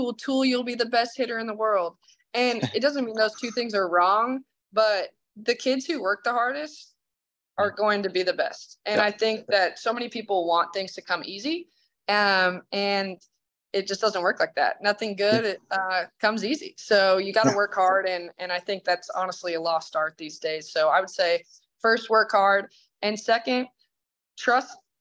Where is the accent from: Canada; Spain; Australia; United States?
United States; Idaho; moved away; I'm from Idaho